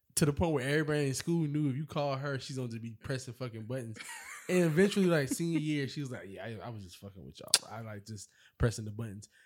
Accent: Charleston, South Carolina, United States; I'm from Charleston

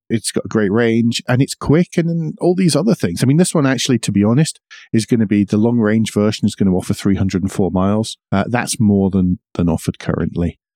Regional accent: United Kingdom; I'm British

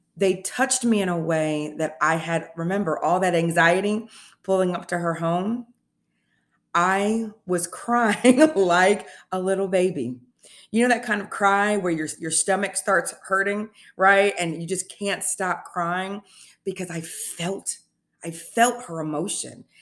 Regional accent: Indianapolis, Indiana, United States; moved away as an adult; now in Tennessee, United States; I am originally from Indianapolis, Indiana

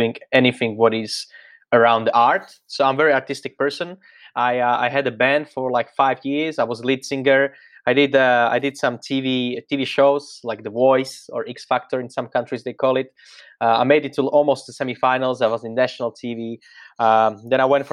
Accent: Slovakia; English is a second language; moved away as an adult; now in Australia; my origin is Central Europe, Slovakia

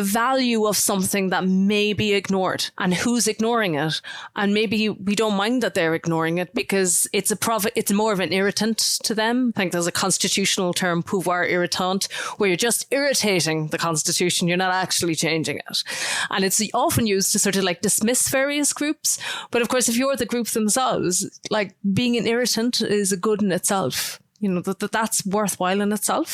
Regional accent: Ireland

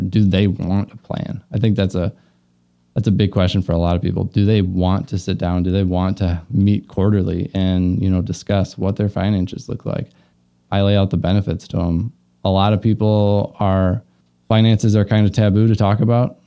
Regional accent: Luverne, Minnesota, United States; moved away as an adult; also born or lived in Omaha, Nebraska; now in Milwaukee, United States; grew up in Laverne, Minnesota

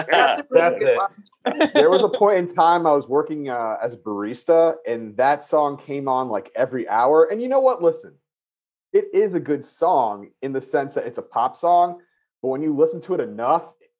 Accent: Connecticut, United States; now in California, United States; I'm originally from the East Coast, so I'm like from Connecticut, New York, that whole area.

